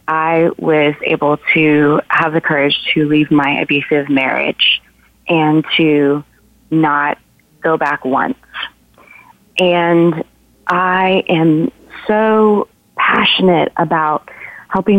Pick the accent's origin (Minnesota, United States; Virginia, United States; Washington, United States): Washington, United States; Seattle; moved away as an adult; now in Nashville, United States; I picked up and moved from my hometown of Seattle to Nashville to pursue my dream of becoming a singer-songwriter. I did that in 2011